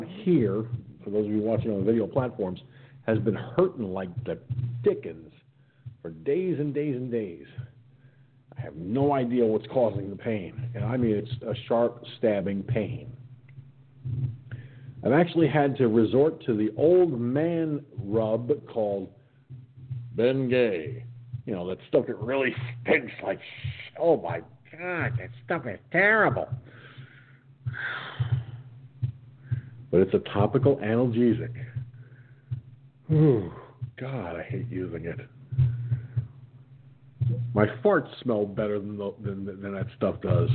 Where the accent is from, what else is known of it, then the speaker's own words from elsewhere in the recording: Peekskill, New York, United States; moved away; my hometown of Peekskill, New York